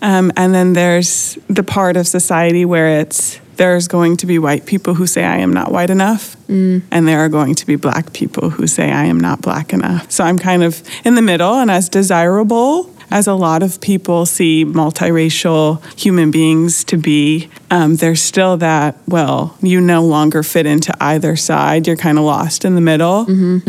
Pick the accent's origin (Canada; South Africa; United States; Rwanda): United States; Buffalo, New York; now in Flagstaff, United States; I live in Flagstaff, Arizona, but I'm originally from Buffalo, New York.